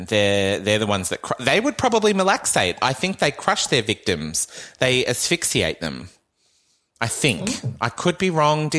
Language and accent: English; New Zealand; accent: Kiwi; God, I'm Kiwi again.